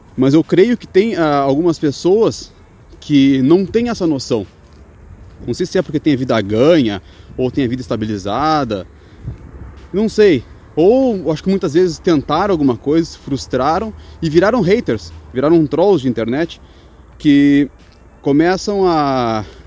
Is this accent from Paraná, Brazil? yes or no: no; Rio Grande do Sul, Brazil; now in Chaves, Portugal; Eu sou do Rio Grande do Sul